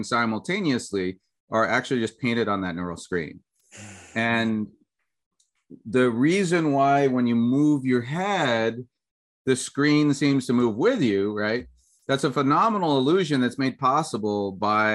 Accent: United States; when I grew up in the States

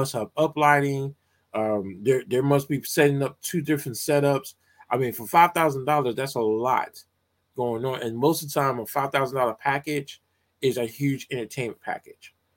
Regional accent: Atlanta, Georgia, United States; I grew up in Atlanta, Georgia

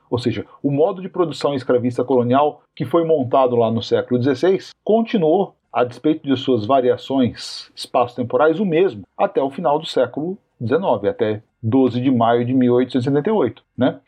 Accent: Brazil; os historiadores brasileiros

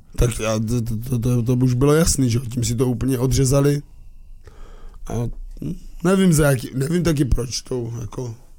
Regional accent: Moravia, Czechia; my Moraváci

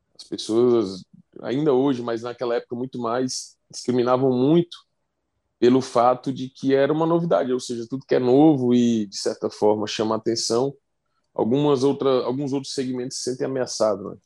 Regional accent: Fortaleza, Ceará, Brazil; sou de Fortaleza

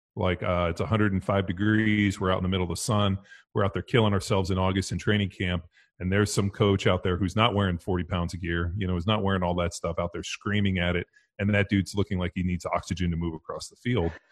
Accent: Southern California, United States; me growing up in Southern California.

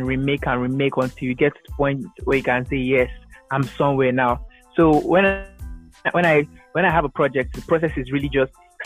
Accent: Delta, Nigeria; I'm from Delta State, Nigeria

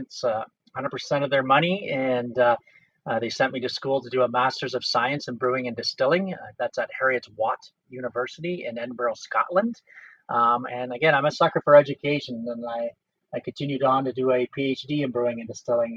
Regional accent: Fordwich, Ontario, Canada; also born or lived in Windsor, Ontario; I'm from Fordwich, Ontario, where I was very close to Listowel, Ontario

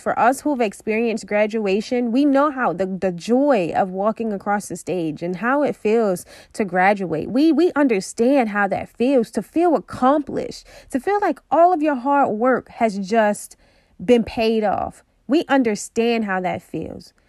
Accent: Baltimore, Maryland, United States; I'm from Baltimore

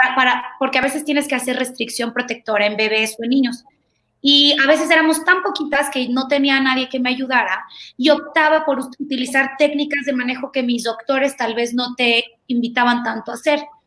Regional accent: Tegucigalpa, Francisco Morazán, Honduras; moved away as an adult; also born or lived in Guatemala / Mexico; nací en Guatemala, pero realmente soy mexicana y viví creo que 18, 19 años de mi vida en Tegucigalpa, Honduras

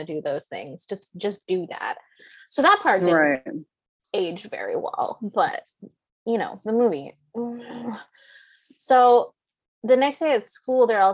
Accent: Ludington, Michigan, United States; we grew up in Ludington, Michigan.

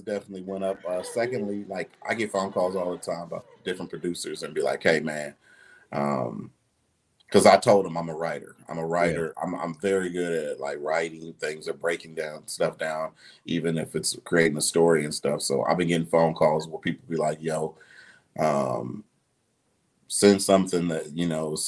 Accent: Detroit, Michigan, United States; also born or lived in Ohio; now in Dallas, United States; I'm originally from Detroit

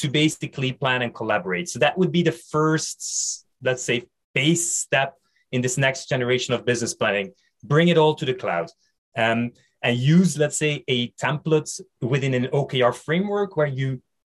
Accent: Belgium; English is a second language; Bilingual, I speak French and Dutch. I come from Belgium

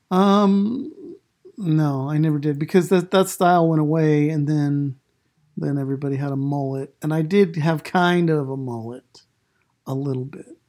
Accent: Idaho, United States; also born or lived in Island Park, Idaho / Taylor, Idaho / Shelley, Idaho; I grew up in Idaho

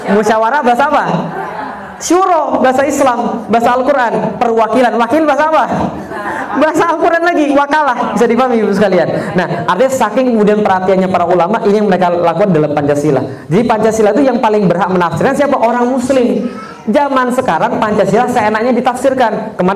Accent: Palembang, South Sumatra, Indonesia; born there; now in Jakarta, Indonesia; Saya lahir di Palembang, sekarang tinggal di Jakarta, istri saya satu, anaknya empat

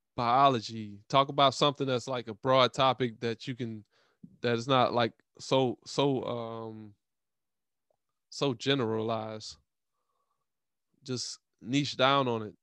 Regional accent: Louisiana, United States; I live in Louisiana. I'm from Louisiana

